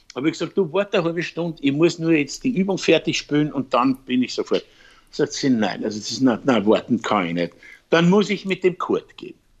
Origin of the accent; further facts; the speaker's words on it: Vienna, Austria; also born or lived in Styria; Meine Wurzeln sind in der Steiermark, beziehungsweise in Wien, da bin ich geboren